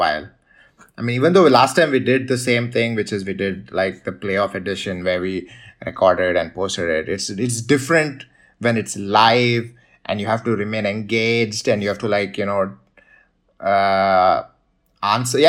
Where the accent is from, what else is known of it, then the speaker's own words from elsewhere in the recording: India; moved away as an adult; also born or lived in United States; I was from India